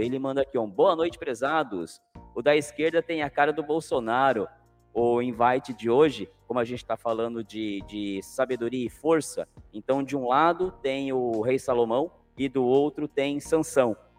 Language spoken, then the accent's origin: Portuguese; Cananéia, São Paulo, Brazil; eu sou de Cananéia